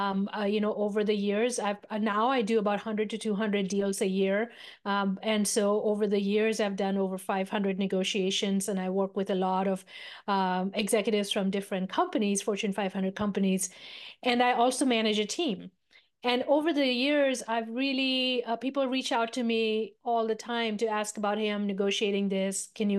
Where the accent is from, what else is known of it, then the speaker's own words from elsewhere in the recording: India; moved away; So I am a immigrant from India, a small remote village in the foothills of the Himalayas.